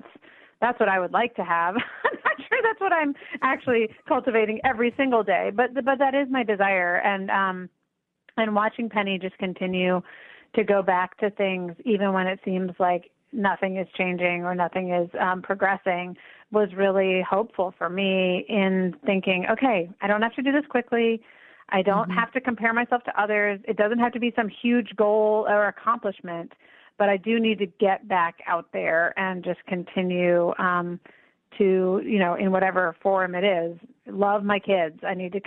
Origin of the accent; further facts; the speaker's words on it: United States; both because I'm an American and also because I have an able body